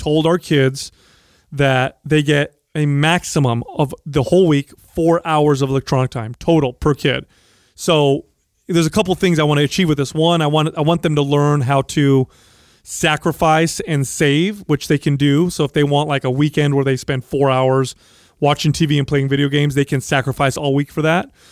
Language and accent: English; San Jose, California, United States; I grew up here in San Jose